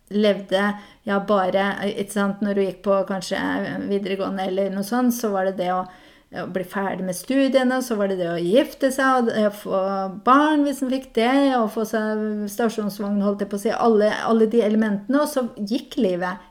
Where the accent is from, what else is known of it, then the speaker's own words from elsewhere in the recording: Hedmark, Innlandet, Norway; accent: Hedmark dialect; now in Tananger, Norway; jeg er fra Hedmark